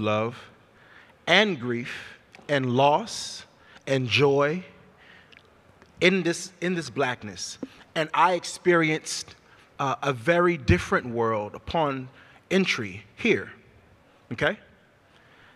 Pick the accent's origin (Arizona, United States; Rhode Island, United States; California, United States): California, United States; Sacramento; moved away as an adult; also born or lived in Hampton; I came from Meadowview in Sacramento, the same neighborhood where Stephon Clark was killed. That's my neighborhood